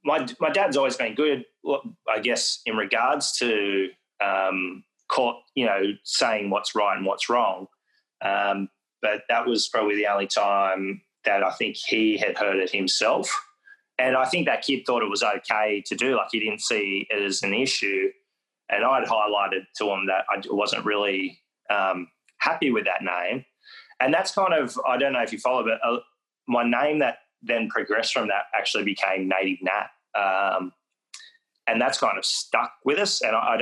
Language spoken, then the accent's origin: English; Foster, Victoria, Australia; also born or lived in Western Australia; And for me, I wasn't from that country growing up in Foster. I knew I was from WA, but I didn't really understand where and what that meant.